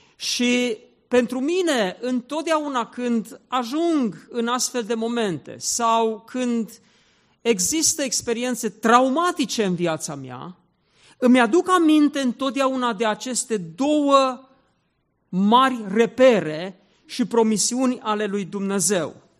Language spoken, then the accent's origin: Romanian; Zalău, Sălaj County, Romania; Eu m-am născut în Zalău